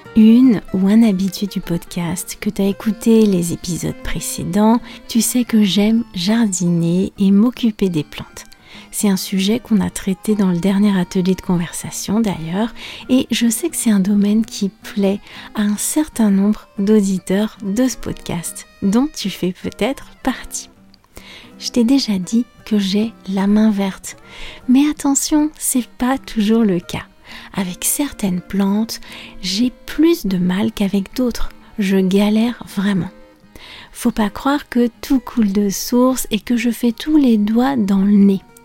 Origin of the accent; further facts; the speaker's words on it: France; je suis française